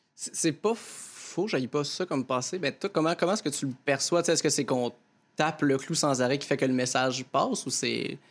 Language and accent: French; near Joliette, Quebec, Canada; Joliette, qui, est proche de mon village natal